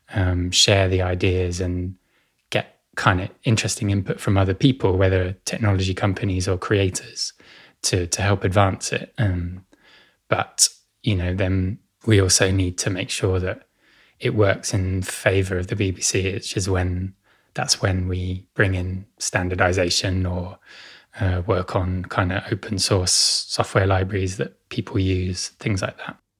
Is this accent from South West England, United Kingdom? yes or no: no; Essex, East of England, United Kingdom; I grew up in Essex, uh, to the northeast of London.